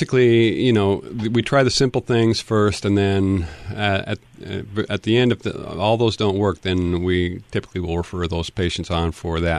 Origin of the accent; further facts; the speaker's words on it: Tacoma, Washington, United States; I grew up in Tacoma, so I have I place my heart for Pierce County